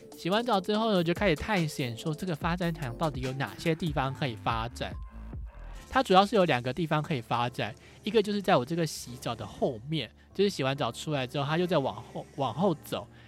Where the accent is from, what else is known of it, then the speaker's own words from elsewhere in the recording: Taiwan; 我是从台湾来的